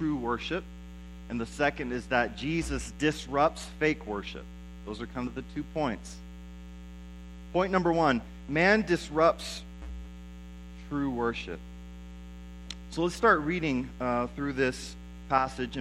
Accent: United States; we as Americans

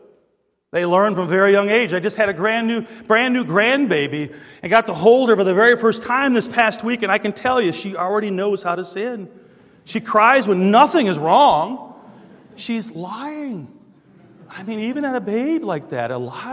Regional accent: Detroit, Michigan, United States; growing up in Detroit

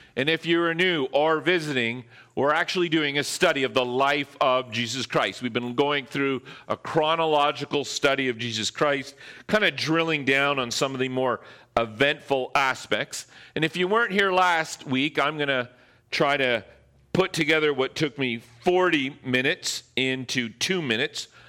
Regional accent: Ontario, Canada; now in Squamish, Canada; I'm from Ontario

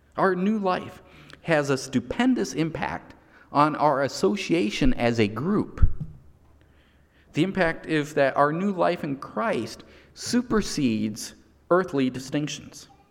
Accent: United States; my nationality is still American because I was born in the United States.

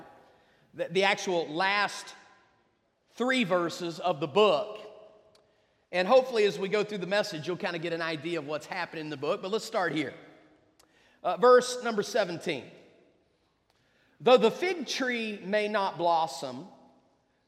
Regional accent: West Virginia, United States; moved away; I grew up in West Virginia.

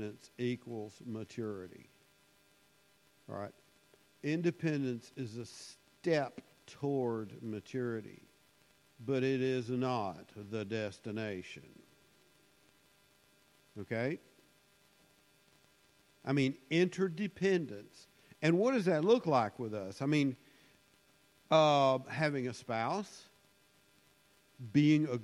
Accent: United States; being an American and growing up in the United States

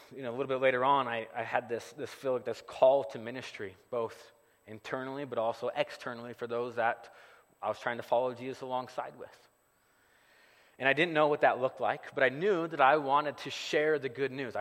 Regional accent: Gardnerville, Nevada, United States; moved away; I grew up here in the Carson Valley. I grew up right around the corner from Sharky's Casino

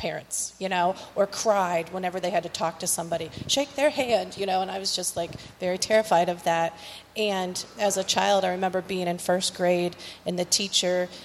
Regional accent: Streetsboro, Ohio, United States; also born or lived in Edinburg, Ohio; we grew up in Streetsboro

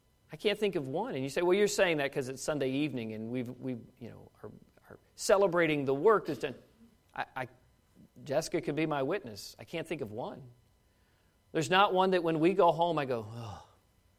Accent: Washington, District of Columbia, United States; moved away as an adult; now in Kentucky, United States; being a Kentucky-ish kid growing up in Washington, D.C. my whole life

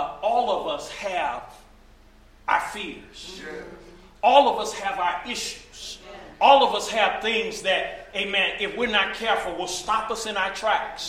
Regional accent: East St. Louis, Illinois, United States; I'm from East St. Louis

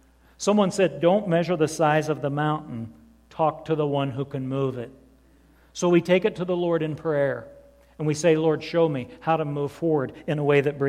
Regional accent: southern Indiana, United States; I was 17 years old, growing up like one of those hillbillies in southern Indiana

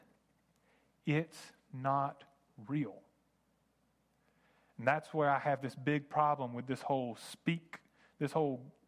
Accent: United States; I grew up in America.

